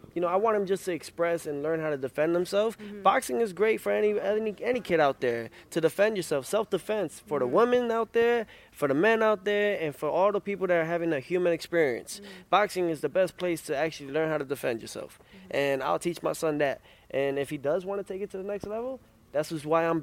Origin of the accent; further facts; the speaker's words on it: United States; I'm American first, then Honduran